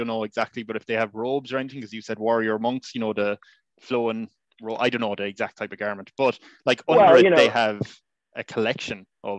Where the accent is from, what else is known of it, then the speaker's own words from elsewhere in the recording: Ireland; Honestly, growing up in Ireland